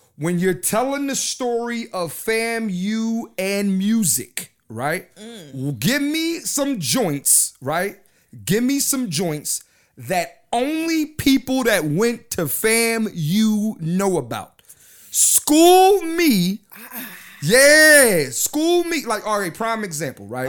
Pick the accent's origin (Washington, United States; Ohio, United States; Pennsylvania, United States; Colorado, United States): Pennsylvania, United States; Philadelphia; I'm from Philly, East Coast